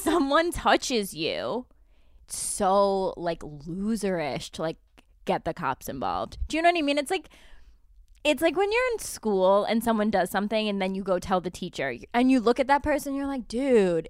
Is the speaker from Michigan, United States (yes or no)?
no; Albany, New York, United States; I'm Italian and from Albany